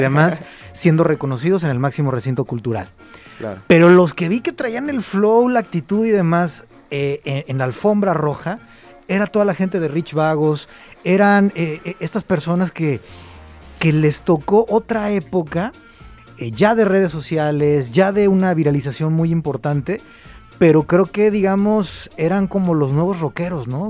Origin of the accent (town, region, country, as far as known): Mexico